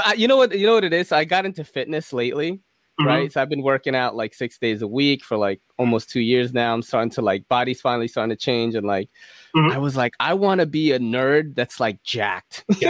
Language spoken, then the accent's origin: English; Philippines; I know I'm Filipino, bro.